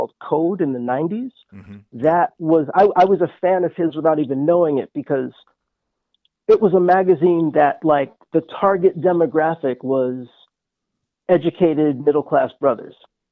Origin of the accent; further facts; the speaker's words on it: New York City, New York, United States; I grew up in Manhattan. I grew up in Midtown